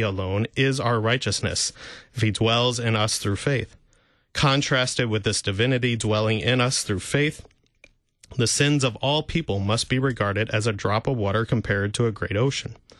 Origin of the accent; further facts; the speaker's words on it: St. Louis, Missouri, United States; I grew up in Saint Louis listening to K F U